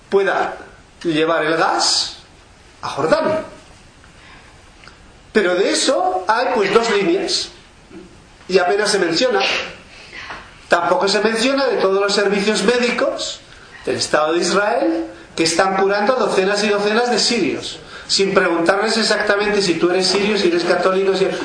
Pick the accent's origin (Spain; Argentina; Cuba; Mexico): Spain; en primer lugar no soy israelí soy español